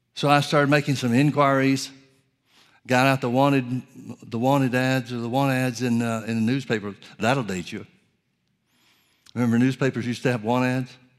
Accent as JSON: {"language": "English", "region": "Alabama", "country": "United States", "tie": "born or raised there", "also_born_or_lived": "Oklahoma", "moved": "yes", "lives_now": "California, United States", "said": "I grew up in Alabama and spent several years in Oklahoma."}